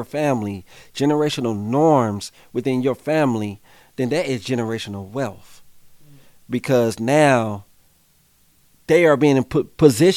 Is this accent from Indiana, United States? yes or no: yes; Indianapolis, Indiana, United States; I grew up on the Far East Side, so we got one of the top rates of unemployment.